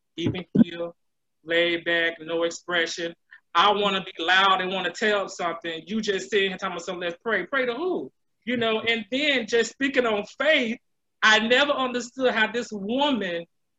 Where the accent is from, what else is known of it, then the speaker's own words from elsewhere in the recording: Brevard County, Florida, United States; growing up in Brevard County, what, about 10 minutes from Jokera